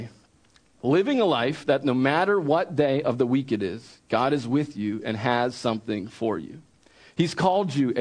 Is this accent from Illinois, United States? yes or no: no; Wilmington, Delaware, United States; moved away as an adult; also born or lived in central Pennsylvania; I grew up in Wilmington, Delaware, and I was not around farms.